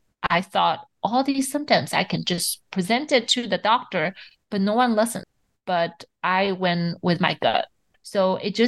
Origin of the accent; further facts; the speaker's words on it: Shanghai, China; I grew up in Shanghai